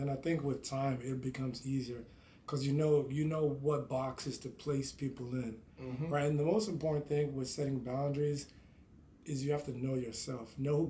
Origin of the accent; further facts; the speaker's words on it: Nigeria; we're both Nigerian.